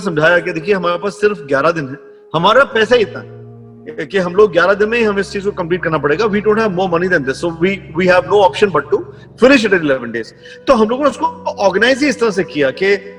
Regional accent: Jammu, Jammu and Kashmir, India; मैं जम्मू में पला बड़ा

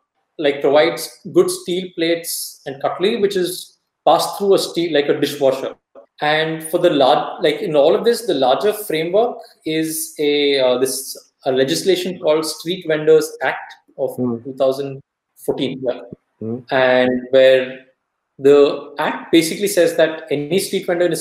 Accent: Davangere, Karnataka, India; Davangere, which is my hometown

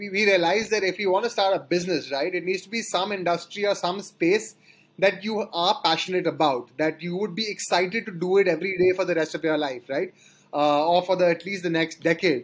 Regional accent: Kolkata, West Bengal, India; moved away as an adult; also born or lived in Sonipat, India / Delhi, India; I grew up in Calcutta, and that's where my parents are from

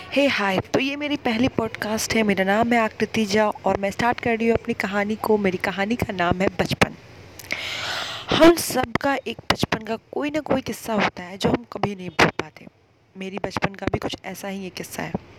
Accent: Araria, Bihar, India; मैं वैसे अररिया से बिलोंग करती हूँ आपको पता नहीं होगा ये बिहार में एक शहर है

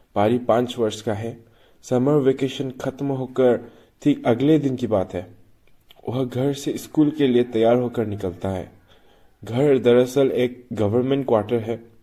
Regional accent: Manipur, India; मैं मणिपुर से हूँ

